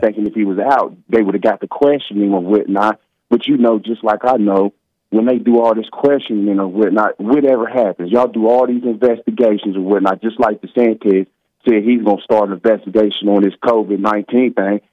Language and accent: English; United States; we as American people